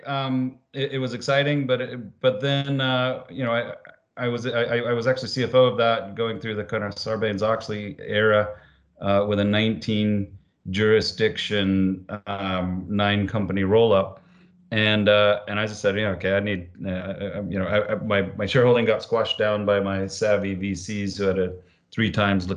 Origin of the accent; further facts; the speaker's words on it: Idaho, United States; moved away as an adult; I grew up in Idaho in the Rockies of the United States, on a farm.